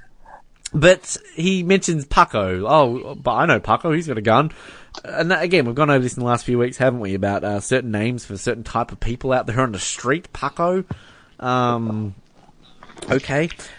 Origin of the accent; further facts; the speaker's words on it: Hobart, Tasmania, Australia; growing up in Hobart